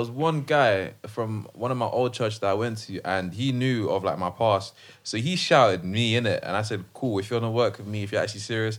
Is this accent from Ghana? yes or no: yes; Ghana; Yeah, I'm Ghanaian.